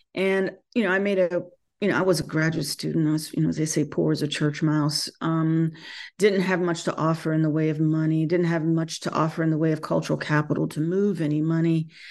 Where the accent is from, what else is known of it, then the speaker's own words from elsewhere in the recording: North Carolina, United States; moved away; born and bred in North Carolina